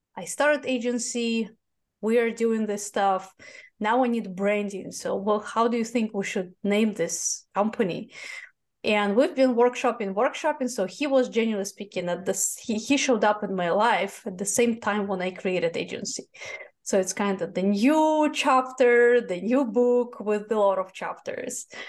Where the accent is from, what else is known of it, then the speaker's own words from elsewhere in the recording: Moscow, Russia; English is a second language; moved away as an adult; now in United States; I was born in Moscow. I was born in Soviet Union, the country that does not exist anymore